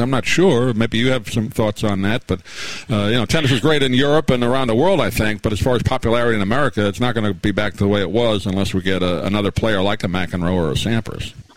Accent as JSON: {"language": "English", "region": "New York", "country": "United States", "tie": "born or raised there", "said": "I grew up in New York"}